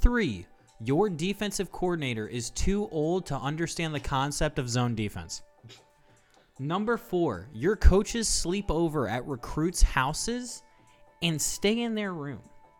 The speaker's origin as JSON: {"language": "English", "region": "Ohio", "country": "United States", "said": "I'm from Ohio"}